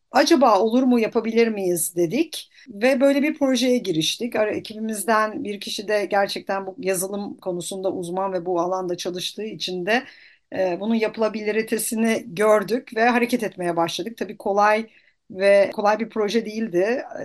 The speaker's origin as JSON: {"language": "Turkish", "town": "Samandağ", "region": "Hatay", "country": "Turkey", "said": "Ben Samandağlıyım köken olarak"}